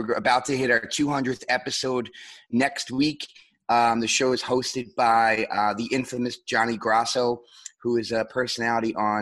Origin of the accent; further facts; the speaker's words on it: New York City, New York, United States; I'm born and raised in Queens, New York